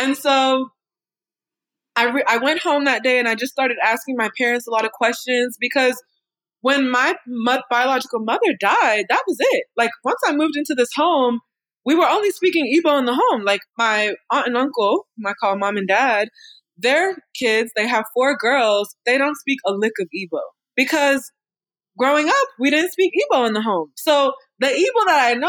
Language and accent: English; Raleigh, North Carolina, United States; also born or lived in Washington, D.C.; I'm from Raleigh. I grew up in Raleigh, North Carolina